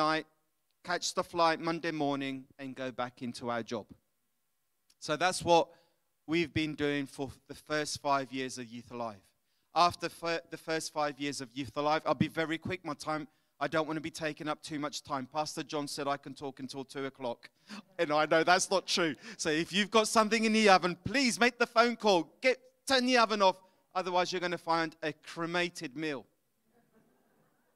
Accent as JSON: {"language": "English", "region": "London", "country": "United Kingdom", "moved": "as an adult", "lives_now": "Italy", "said": "But my grandparents are Italians, my parents are Scottish, I'm from London, so I'm a bit mixed up."}